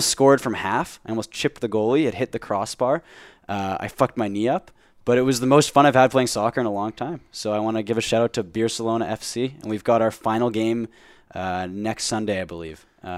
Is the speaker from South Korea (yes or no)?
yes; South Korea; I'm from South Korea though.